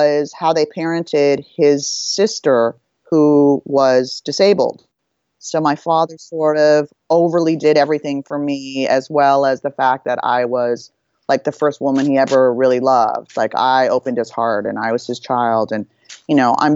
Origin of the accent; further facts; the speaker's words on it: Los Angeles, California, United States; I was born and raised in Hollywood, Beverly Hills, Laurel Canyon area